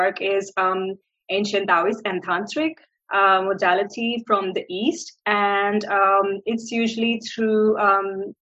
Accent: India; moved away as an adult; I am born and raised in India

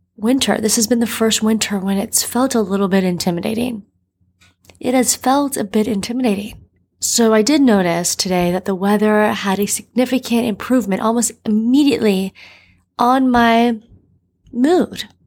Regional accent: Miami, Florida, United States; moved away as an adult; now in New York City, United States; I'm from Miami.

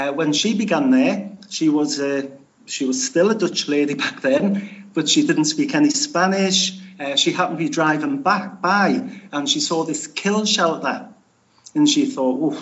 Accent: Newcastle upon Tyne, North East England, United Kingdom; now in Spain; my dad was Irish, but I'm from Newcastle

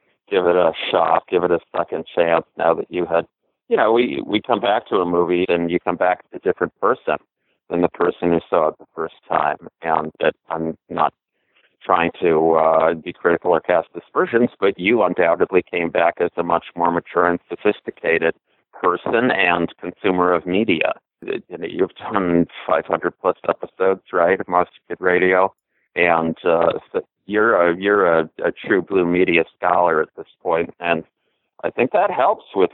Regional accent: Milwaukee, Wisconsin, United States; Growing up in Milwaukee, I was, 18

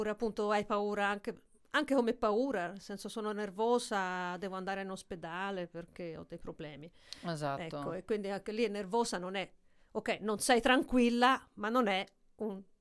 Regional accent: Italy; moved away as an adult; now in Amsterdam, Netherlands; Eh sì, io sono italiana.

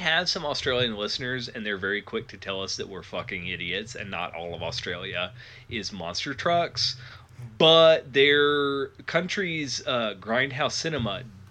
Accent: United States; as an American who has watched a non-zero number of hours of rednexploitation, I also hate the country I live in.

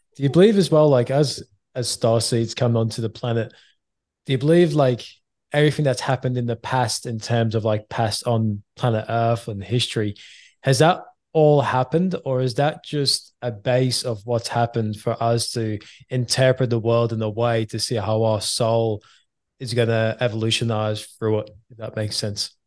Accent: England, United Kingdom

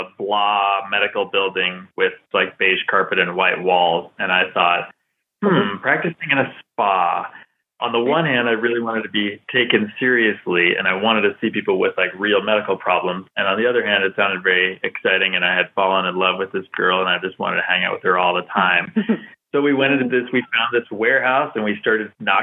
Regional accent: Salem, Massachusetts, United States; I was born in Salem, Massachusetts, and I grew up in that area

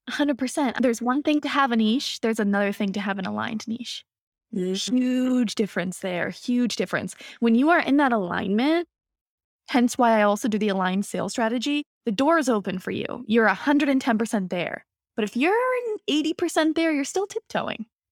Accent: Boston, Massachusetts, United States; I'm from Boston

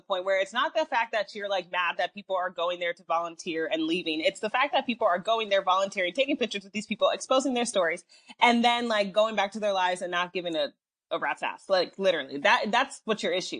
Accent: Nigeria; I'm Nigerian

